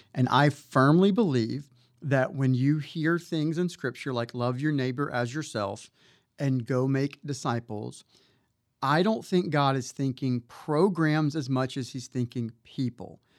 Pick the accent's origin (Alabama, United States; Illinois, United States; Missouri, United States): Alabama, United States; Mobile; moved away as an adult; now in McKinney, Texas, United States; I was born and raised in Mobile, Alabama